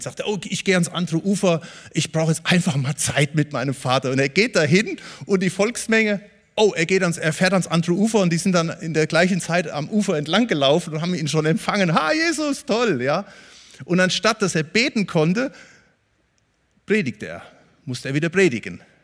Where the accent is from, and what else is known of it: Germany